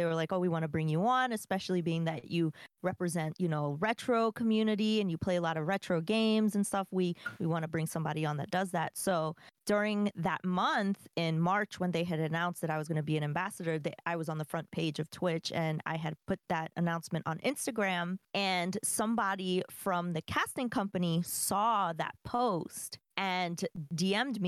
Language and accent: English; New York, United States; moved away; I'm from New York. I don't live in New York anymore, but I'm from there.